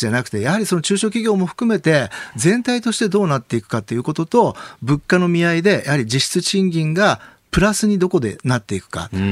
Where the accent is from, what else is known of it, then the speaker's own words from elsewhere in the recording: Kumamoto, Japan; moved away; 私はあの熊本の出身